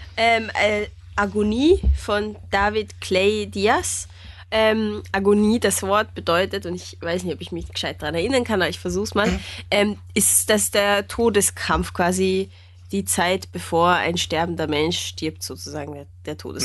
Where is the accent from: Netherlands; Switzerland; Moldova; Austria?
Austria; als Österreicher